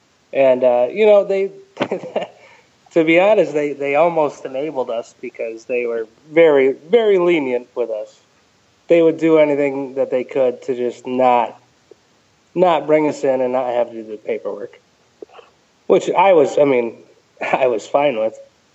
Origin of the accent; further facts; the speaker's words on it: Ellington, Connecticut, United States; also born or lived in Crystal Lake, Connecticut; I grew up in Ellington, Connecticut. It's a very small cow town.